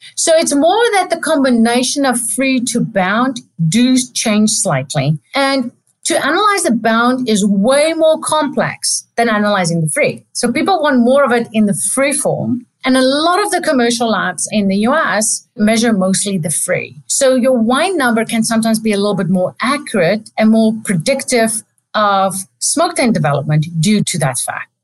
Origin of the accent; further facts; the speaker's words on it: South Africa; moved away as an adult; also born or lived in Stellenbosch, South Africa / Adelaide, Australia; now in Davis, United States; I'm South African